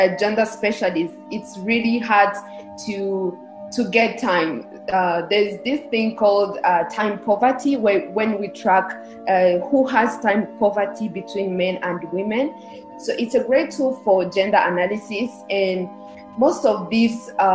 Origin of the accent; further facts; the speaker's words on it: Rwanda; I was born and raised in Rwanda